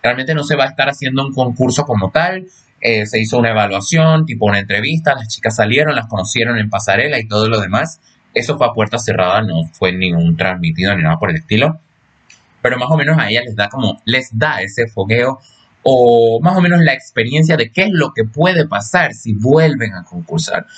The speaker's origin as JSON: {"language": "Spanish", "country": "Panama", "tie": "born or raised there", "said": "mi país natal, Panamá"}